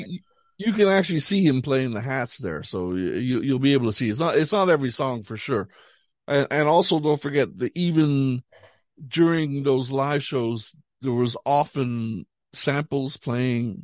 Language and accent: English; Canada; moved away as an adult; also born or lived in Montreal / Paris; now in Ireland; we grew up in Canada